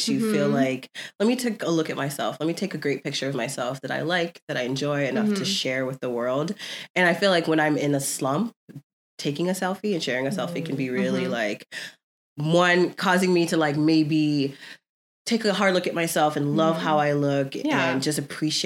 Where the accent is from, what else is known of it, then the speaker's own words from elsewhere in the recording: Florida, United States; now in Southern California, United States; we grew up in Florida